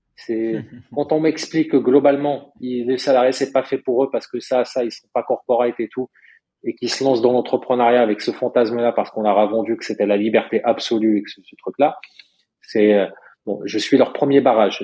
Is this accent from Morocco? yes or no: yes; Morocco; moved away; moi j'ai grandi au Maroc